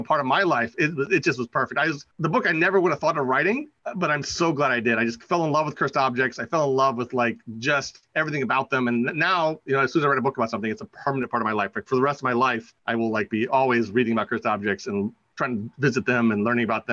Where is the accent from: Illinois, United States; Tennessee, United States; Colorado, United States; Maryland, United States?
Maryland, United States; D.C. area; also born or lived in Virginia; from my hometown, so I'm from the D.C. area. I'm from Maryland, all the way around Maryland, and Virginia too.